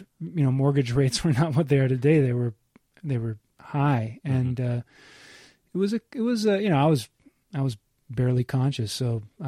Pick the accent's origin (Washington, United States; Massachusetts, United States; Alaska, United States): Alaska, United States; Anchorage; also born or lived in Pittsburgh / California; I was born in Pittsburgh. Spent most of my childhood. Well, I lived in California really briefly. I spent most of my early childhood in Alaska.